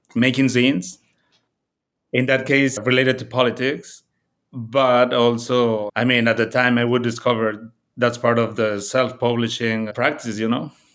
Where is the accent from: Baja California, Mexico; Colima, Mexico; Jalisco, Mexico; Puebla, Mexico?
Puebla, Mexico; moved away as an adult; also born or lived in Mexico City; now in Chicago, United States; I grew up in a smaller town called Puebla